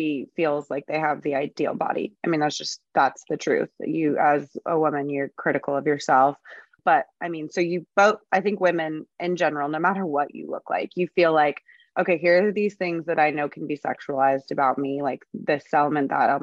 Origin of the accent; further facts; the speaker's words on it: San Diego, California, United States; I grew up in Southern California.